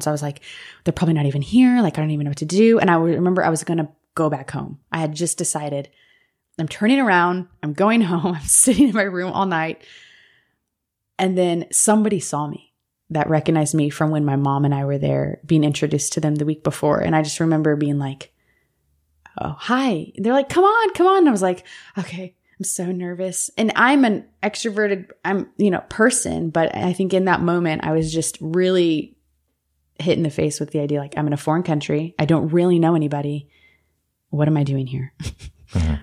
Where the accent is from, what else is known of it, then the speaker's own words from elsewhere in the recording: United States; I was American